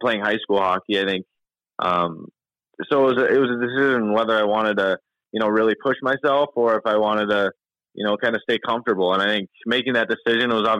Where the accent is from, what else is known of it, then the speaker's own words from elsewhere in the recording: Minnesota, United States; moved away; also born or lived in Michigan; growing up in Minnesota, I was a big Wild fan growing up, and then once I moved to Michigan